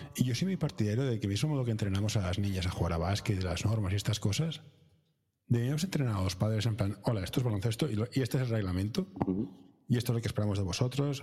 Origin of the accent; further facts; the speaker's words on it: Barcelona, Catalonia, Spain; Yo soy de capital, yo soy de Barcelona, capital